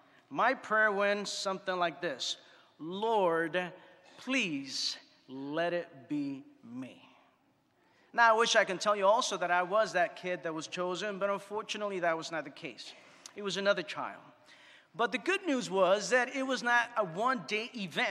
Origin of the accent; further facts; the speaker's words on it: New York City, New York, United States; moved away; growing up in New York City